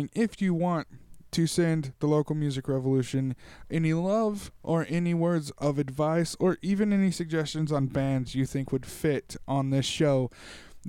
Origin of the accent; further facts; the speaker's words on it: Tulare, California, United States; my hometown of Tulare, California.